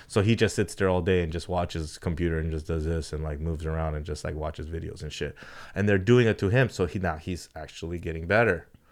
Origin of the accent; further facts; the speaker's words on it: California, United States; we come from Cali